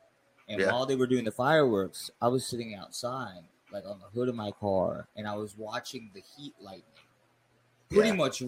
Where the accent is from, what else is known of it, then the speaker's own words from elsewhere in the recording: Pennsylvania, United States; now in Southern United States; I was always a little redneck growing up in Pennsylvania, which I didn't know that that was considered redneck. We were just woods people.